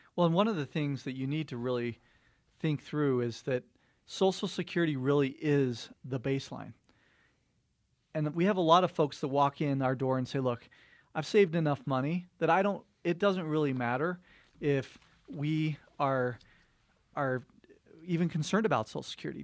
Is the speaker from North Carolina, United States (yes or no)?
no; Cottonwood Heights, Utah, United States; born or raised there